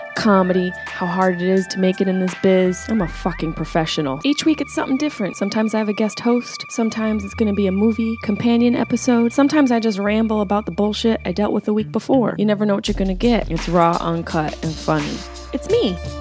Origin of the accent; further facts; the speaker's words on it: Syracuse, New York, United States; the Funny Bone in my hometown of Syracuse, New York